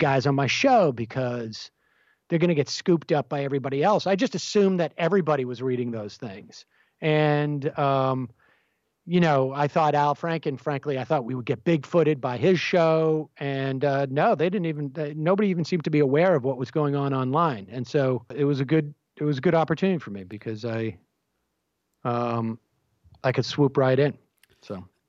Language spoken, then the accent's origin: English; Worcester, Massachusetts, United States; I was involved in local politics where I grew up in Worcester, Massachusetts